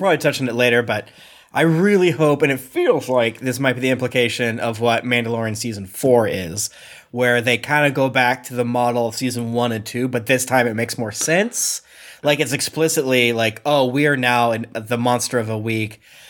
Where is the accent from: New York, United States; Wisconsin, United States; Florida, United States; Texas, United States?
Florida, United States; I'm from Florida.